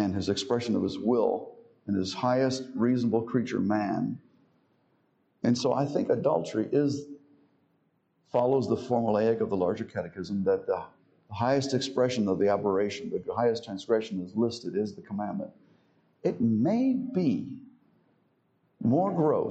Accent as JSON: {"language": "English", "town": "Miami", "region": "Florida", "country": "United States", "tie": "born or raised there", "said": "Growing up in Miami, I had Protestant friends"}